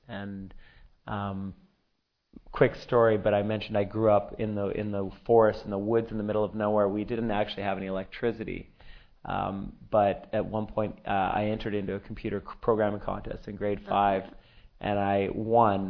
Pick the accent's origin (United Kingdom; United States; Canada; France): Canada; I'm from Canada